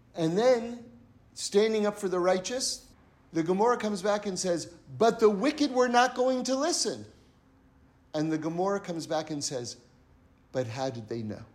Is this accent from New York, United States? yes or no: yes; New York, United States; I come from New York